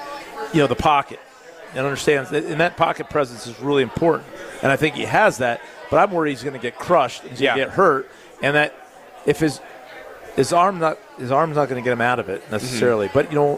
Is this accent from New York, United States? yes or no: no; Connecticut, United States; moved away; I grew up in Connecticut.